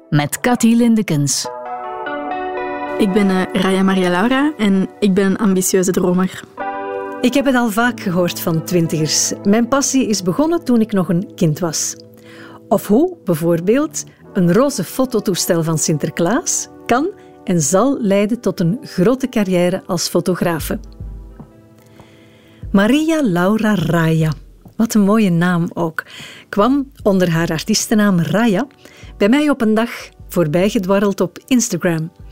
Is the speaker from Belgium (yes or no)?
yes; Anderlecht, Brussels-Capital Region, Belgium; also born or lived in Sicily (ancestry); Ik ben in Anderlecht geboren, ja. Brusselse met Italiaanse roots